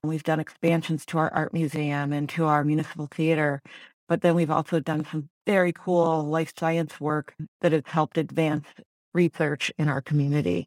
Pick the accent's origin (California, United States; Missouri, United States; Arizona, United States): Missouri, United States; St. Louis; also born or lived in Ann Arbor, Michigan / Chicago; So I am from Saint Louis. I grew up here in West County